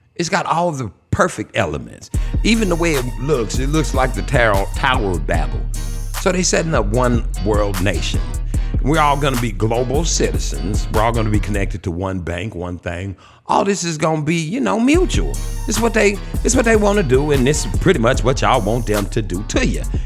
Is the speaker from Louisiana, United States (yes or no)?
yes; Shreveport, Louisiana, United States; I was born in Shreveport, Louisiana.